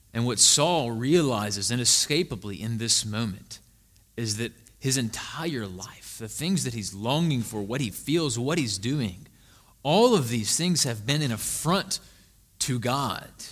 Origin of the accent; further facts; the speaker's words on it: Greenwood, Mississippi, United States; moved away as an adult; also born or lived in Jackson, Mississippi; now in Savannah, United States; Before Jackson, I lived in a very small town in the Mississippi Delta called Greenwood, Mississippi.